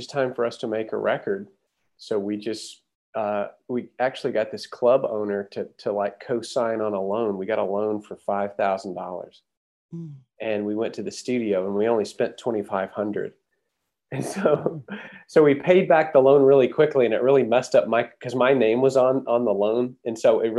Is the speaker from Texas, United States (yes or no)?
yes; Huntsville, Texas, United States; also born or lived in Denton, Texas; Toby and I grew up in Huntsville, which is just north of Houston.